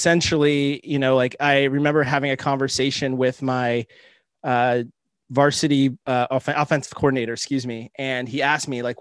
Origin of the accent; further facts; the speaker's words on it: Southern California, United States; also born or lived in Boston; now in Albany, California, United States; I grew up in Southern California